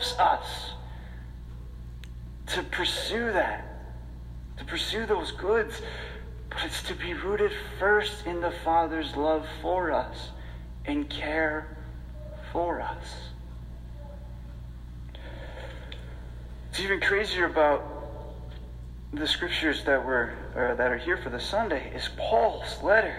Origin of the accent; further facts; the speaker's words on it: Rochester, United States; growing up in Rochester